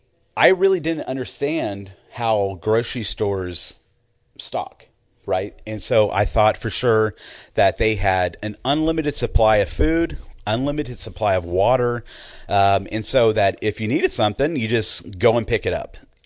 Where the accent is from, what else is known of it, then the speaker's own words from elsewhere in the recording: Houston, Texas, United States; So growing up in the Houston area, you know, we are hurricane prone